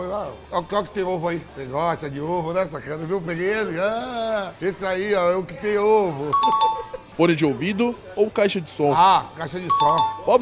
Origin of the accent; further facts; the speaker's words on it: Bahia, Brazil; eu que sou baiano.